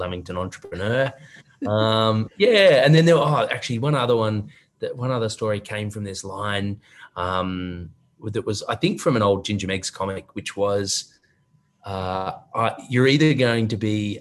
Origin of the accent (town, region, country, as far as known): Australia